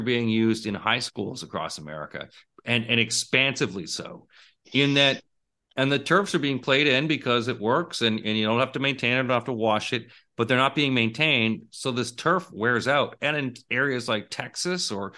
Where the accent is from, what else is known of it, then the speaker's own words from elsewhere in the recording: Toronto, Ontario, Canada; we're both from the Toronto area.